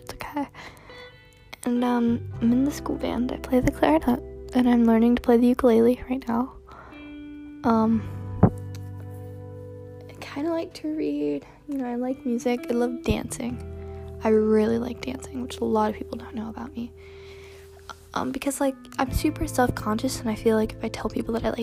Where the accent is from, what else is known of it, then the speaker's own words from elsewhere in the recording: Georgia, United States; also born or lived in Hollywood, California / Palmdale, California; we moved to, Georgia, and that's where I live now